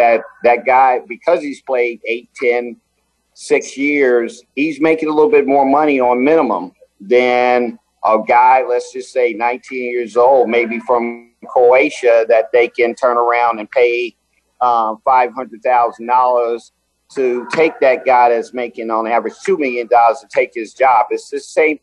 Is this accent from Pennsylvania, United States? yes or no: no; New York, United States; I'm from New York